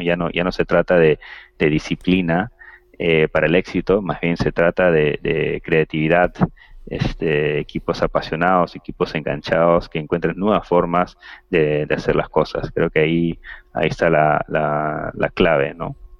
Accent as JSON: {"language": "Spanish", "country": "Peru", "said": "como latinos o, o, peruanos"}